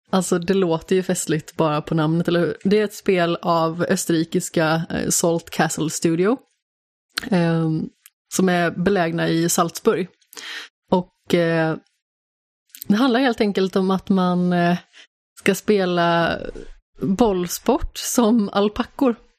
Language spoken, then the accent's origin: Swedish; Västergötland, Västra Götaland, Sweden; som västgöte